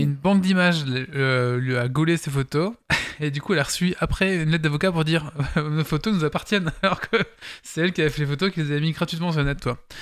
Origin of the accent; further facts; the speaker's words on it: Belgium; on est belge